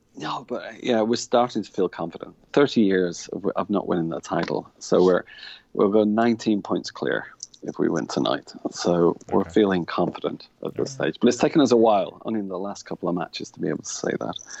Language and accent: English; a town about 20 miles from Manchester, between Manchester and Liverpool, North West England, United Kingdom; moved away as an adult; now in Ireland; I actually come from a town about 20 miles away from Manchester. It's situated probably the same distance to Liverpool as it is to Manchester